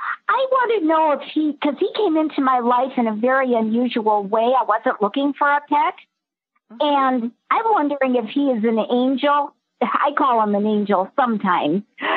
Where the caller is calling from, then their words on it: Skokie, Illinois, United States; from Skokie, Illinois. Skokie.